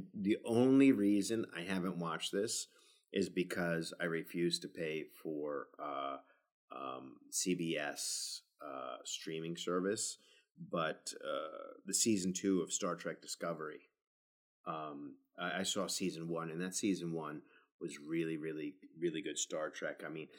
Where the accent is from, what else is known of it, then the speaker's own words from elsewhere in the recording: New Zealand; Well, I'm not British, you know, New Zealander, but right.